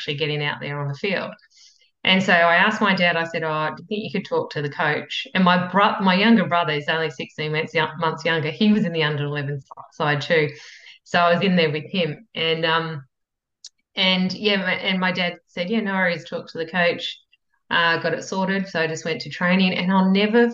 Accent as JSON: {"language": "English", "area": "Yarra Valley", "region": "Victoria", "country": "Australia", "tie": "born or raised there", "also_born_or_lived": "United Kingdom / Italy / Beijing", "moved": "as an adult", "lives_now": "New South Wales, Australia", "said": "it was a bit out of Melbourne. It was semi-rural and it's the Yarra Valley. So it's a tiny little blink and you miss it town in the Yarra Valley"}